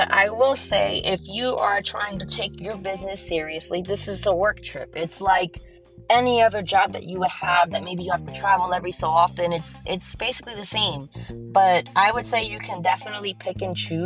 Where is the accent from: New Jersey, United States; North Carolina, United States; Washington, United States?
New Jersey, United States; I'm a Jersey girl, my home state